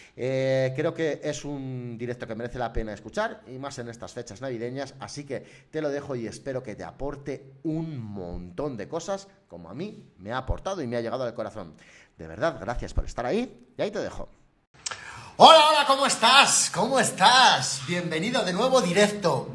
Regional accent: Salamanca, Castile and León, Spain; soy de Salamanca

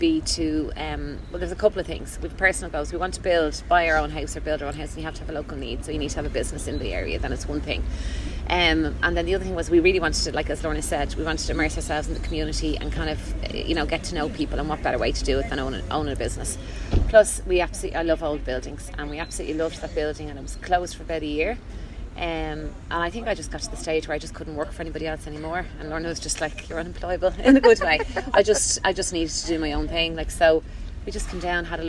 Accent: Dublin, Leinster, Ireland; moved away as an adult; now in Kinvara, Ireland; we're originally from Dublin, and we are living in Kinvara now the last 3.5 years

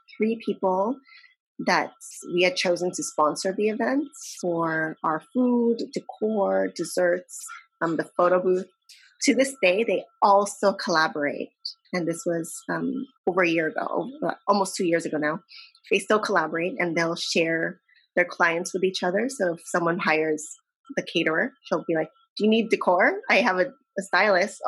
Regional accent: San Diego, California, United States; I'm in San Diego.

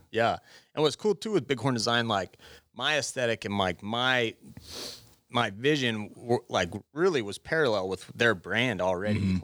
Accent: Gillette, Wyoming, United States; also born or lived in Laramie, Wyoming / Buffalo, Wyoming; now in Sheridan, United States; I'm from Gillette

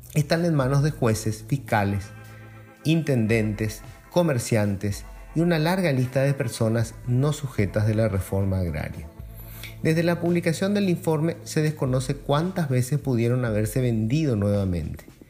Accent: Paraguay; Somos todos los paraguayos o paraguayas

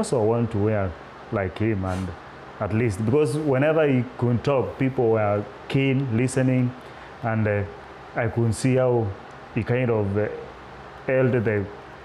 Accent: eastern Kenya, Kenya; moved away as an adult; I come from Kenya, the eastern part of Kenya. I grew up in a rural place, far from the cities

